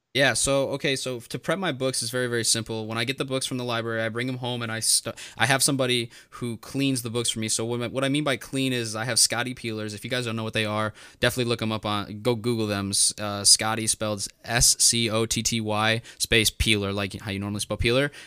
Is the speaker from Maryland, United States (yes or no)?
no; Northwest Indiana, United States; I'm from Northwest Indiana.